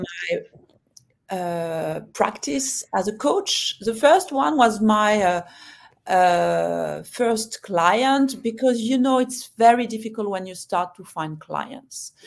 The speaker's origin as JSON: {"language": "English", "country": "France", "also_born_or_lived": "London / Hong Kong", "moved": "yes", "lives_now": "Singapore", "said": "I'm French, as you can hear"}